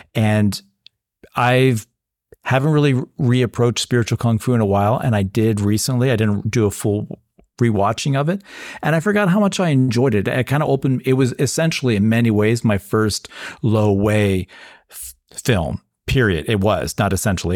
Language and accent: English; United States